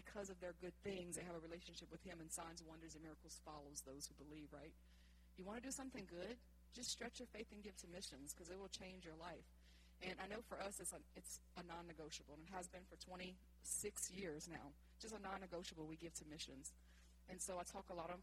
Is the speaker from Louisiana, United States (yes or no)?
yes; Franklin, Louisiana, United States; also born or lived in West Monroe, Louisiana; the world was bigger than Franklin, which is all I knew at the time